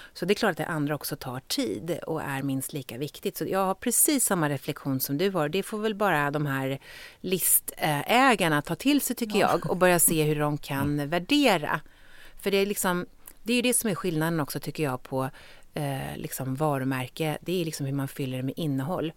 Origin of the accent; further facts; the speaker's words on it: Stockholm, Stockholm County, Sweden; jag är ju från Stockholm och om jag ska bo i Sverige så vill jag leva i Stockholm